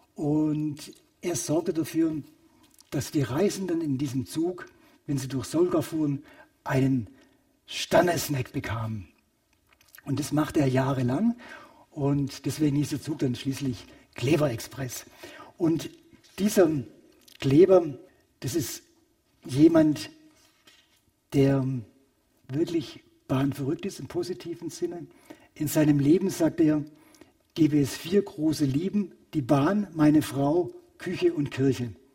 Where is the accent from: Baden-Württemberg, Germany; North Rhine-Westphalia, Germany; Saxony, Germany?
Baden-Württemberg, Germany; Königsbronn; moved away; von meinem Heimatort Königsbronn nach Hamburg